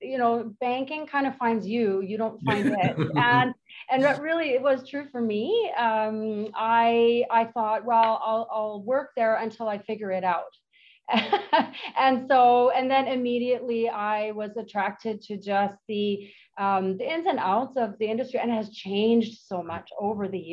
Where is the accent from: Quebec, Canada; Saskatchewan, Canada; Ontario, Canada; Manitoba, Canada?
Manitoba, Canada; now in Penticton, Canada; I've been here for 22 years, ish. And I'm from Manitoba.